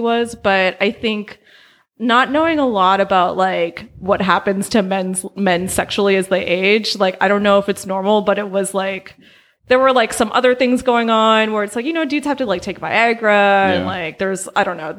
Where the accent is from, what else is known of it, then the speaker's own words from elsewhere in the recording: Albany, California, United States; also born or lived in Oakland, California; I was born in Oakland and I grew up in Albany.